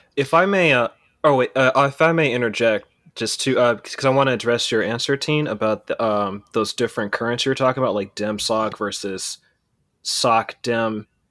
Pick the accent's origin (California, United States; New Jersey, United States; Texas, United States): California, United States; Pittsburg; also born or lived in Oakland, California; I was born in Oakland and I was raised in the East Bay in a, this town called Pittsburgh, California.